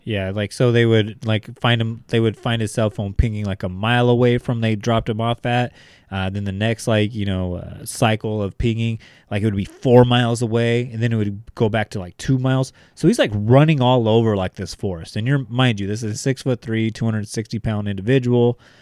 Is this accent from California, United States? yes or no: yes; Bakersfield, California, United States; we're from Bakersfield. We've had several, uh, N F L quarterbacks, you know, come out of our backyard